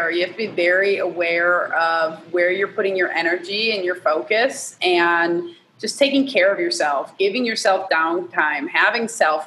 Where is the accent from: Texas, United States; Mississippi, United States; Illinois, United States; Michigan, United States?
Michigan, United States; now in Georgia, United States; I'm from Michigan though. I used to be right across the border.